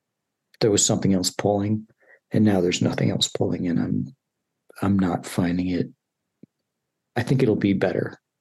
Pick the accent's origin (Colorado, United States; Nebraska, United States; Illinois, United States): Illinois, United States; Chicago; I'm from Chicago, yeah.